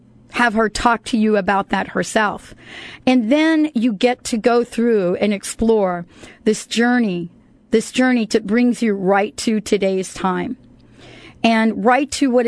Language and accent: English; United States; moved away; I grew up in New York and New Jersey